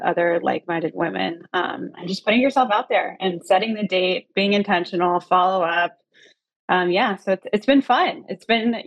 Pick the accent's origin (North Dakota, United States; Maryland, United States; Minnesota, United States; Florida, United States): Florida, United States; Tallahassee; moved away as an adult; also born or lived in San Francisco, California; now in Los Angeles, United States; originally born and raised in Tallahassee, Florida, on the Florida-Georgia border in the South